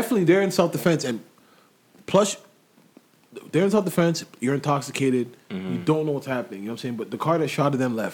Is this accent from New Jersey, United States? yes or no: yes; Franklin, New Jersey, United States; now in Toronto, Canada; I grew up in Franklin, New Jersey